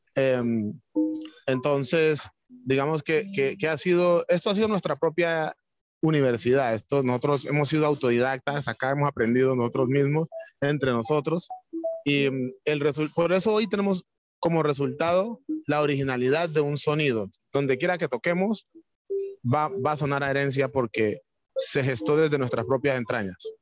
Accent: Timbiquí, Cauca, Colombia; now in Cali, Colombia; cuando nos vinimos de Timbiquí a Cali

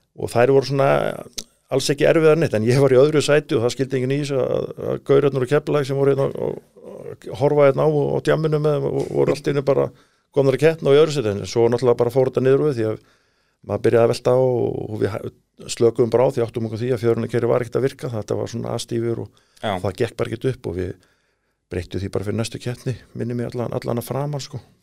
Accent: Iceland; við erum frá Íslandu

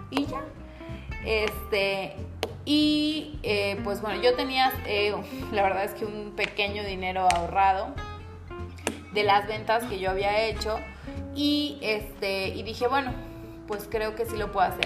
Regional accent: Poza Rica, Veracruz, Mexico; Les digo, yo soy de Poza Rica, en la ciudad de Poza Rica.

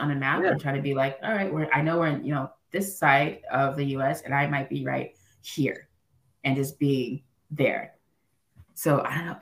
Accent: Los Angeles, California, United States; also born or lived in Cameroon; I grew up in Los Angeles

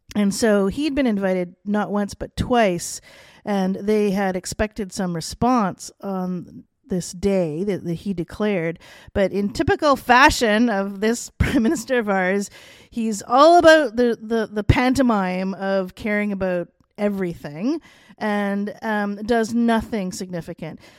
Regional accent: Canada; being Canadian

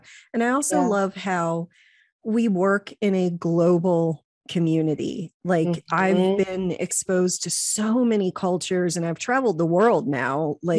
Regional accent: Whiteville, United States; I grew up in Whiteville and I really knew nothing about the world.

